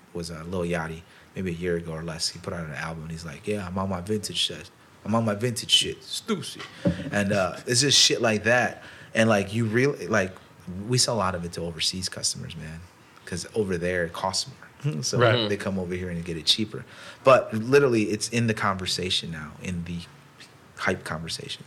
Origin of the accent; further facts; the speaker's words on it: Chicago, Illinois, United States; we're from Chicago